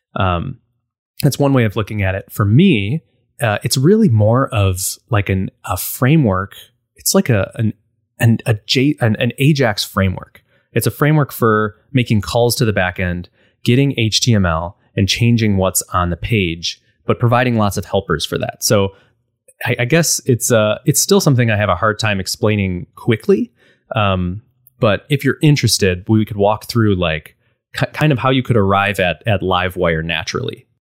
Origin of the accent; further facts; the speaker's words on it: Buffalo, New York, United States; I'm from Buffalo, so it's very snowy